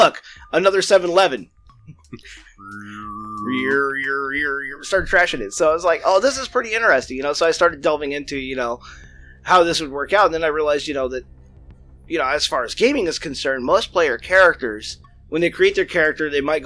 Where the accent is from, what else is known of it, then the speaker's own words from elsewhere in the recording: United States; We're Americans